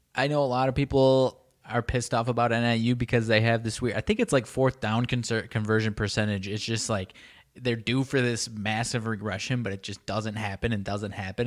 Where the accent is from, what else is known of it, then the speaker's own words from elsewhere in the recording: about forty minutes from NIU, Illinois, United States; my hometown was about forty minutes away from N I U